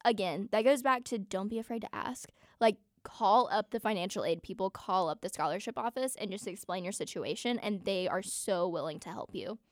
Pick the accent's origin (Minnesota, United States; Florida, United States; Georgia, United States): Georgia, United States; Atlanta; moved away as an adult; now in Auburn, United States; I'm from Atlanta